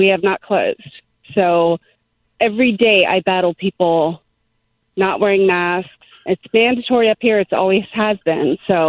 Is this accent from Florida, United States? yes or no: yes; Tampa, Florida, United States; moved away as an adult; now in Pennsylvania, United States; Born and raised in Tampa